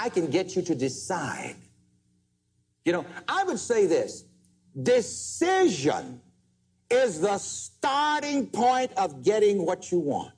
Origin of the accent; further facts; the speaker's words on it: South Carolina, United States; growing up in South Carolina, in conditions just one step from slavery